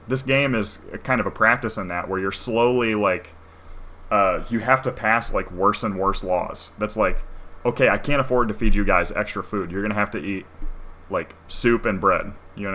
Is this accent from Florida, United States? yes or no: no; Ohio, United States; I'm from Ohio.